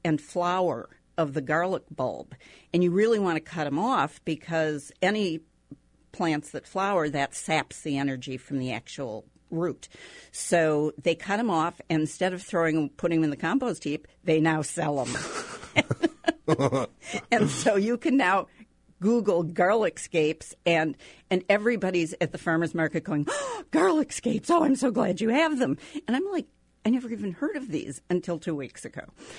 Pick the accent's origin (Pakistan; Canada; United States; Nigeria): United States; Minnesota; moved away; I grew up in Minnesota